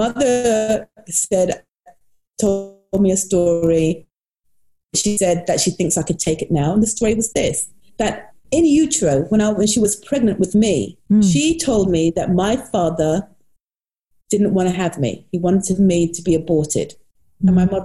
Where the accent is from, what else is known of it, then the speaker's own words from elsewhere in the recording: United States; When I was younger, I grew up in the United States